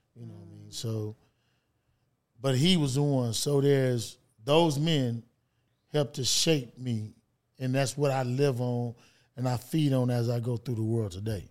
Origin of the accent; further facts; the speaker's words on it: Los Angeles, California, United States; I was born in California.